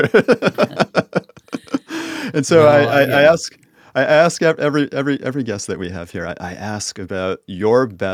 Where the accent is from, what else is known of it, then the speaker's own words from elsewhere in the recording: United States; also born or lived in Boston area; I'm American